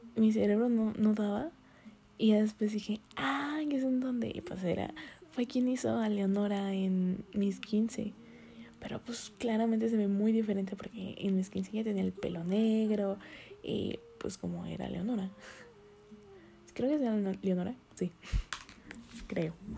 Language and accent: Spanish; northern Mexico, Mexico; accent: medio norteño; se me sale el acento medio norteño